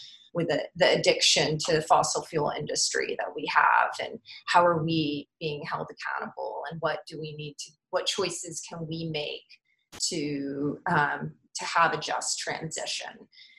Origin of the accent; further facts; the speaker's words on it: Pensacola, Florida, United States; it was my hometown, Pensacola